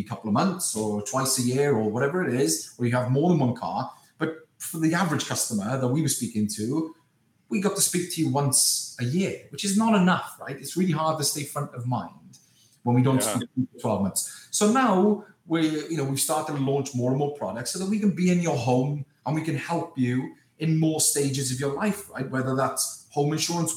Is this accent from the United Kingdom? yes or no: yes; Wales, United Kingdom; moved away; my hometown in Wales